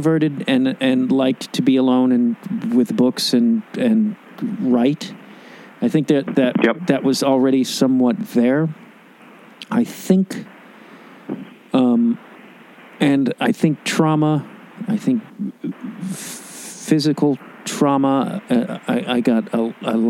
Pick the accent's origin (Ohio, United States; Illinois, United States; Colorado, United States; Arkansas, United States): Illinois, United States; Chicago; moved away as an adult; also born or lived in New York; now in Los Angeles, United States; my hometown